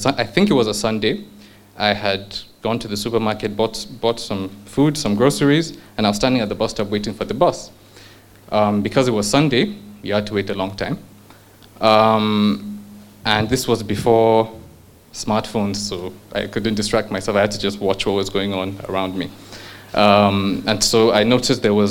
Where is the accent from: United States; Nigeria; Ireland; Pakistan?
Nigeria; also born or lived in United Kingdom; I'm a Nigerian